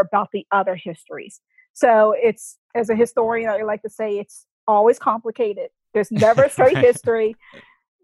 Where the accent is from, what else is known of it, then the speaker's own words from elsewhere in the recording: Boston, Massachusetts, United States; I grew up in Boston